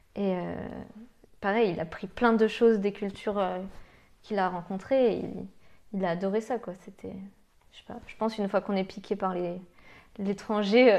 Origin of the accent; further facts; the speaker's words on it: Lyon, Auvergne-Rhône-Alpes, France; je suis lyonnaise